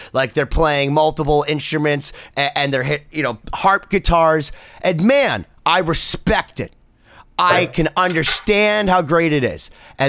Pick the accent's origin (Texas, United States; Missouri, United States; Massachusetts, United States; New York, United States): Massachusetts, United States; Boston; I'm from Boston. I love Boston.